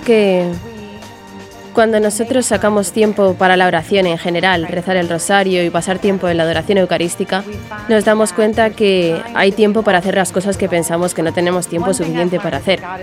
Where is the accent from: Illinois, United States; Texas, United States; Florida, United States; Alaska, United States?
Florida, United States; Jacksonville; soy de Jacksonville, Florida, y he vivido aquí toda mi vida.